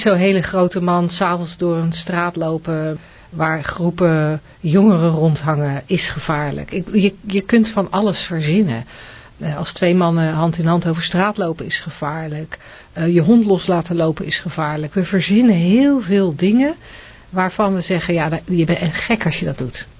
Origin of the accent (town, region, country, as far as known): Netherlands